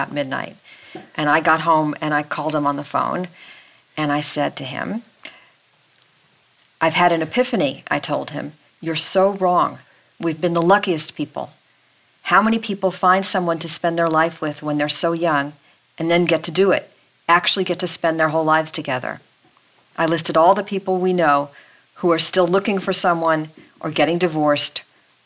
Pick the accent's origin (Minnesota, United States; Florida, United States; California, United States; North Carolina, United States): California, United States; Los Angeles; we're from Los Angeles. That's a car town